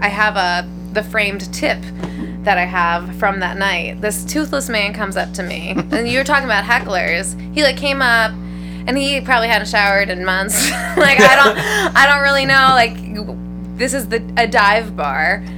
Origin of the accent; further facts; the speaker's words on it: Baltimore, Maryland, United States; moved away as an adult; also born or lived in Worcester / Lakewood, Ohio; now in Cleveland, United States; I grew up in Baltimore, Maryland.